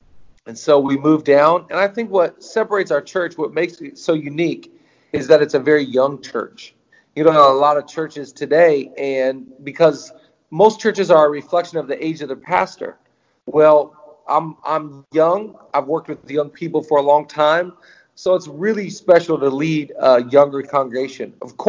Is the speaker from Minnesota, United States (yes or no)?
no; Seattle, Washington, United States; moved away as an adult; now in Los Angeles, United States; so when I was 18 years old, I moved to Los Angeles from Seattle.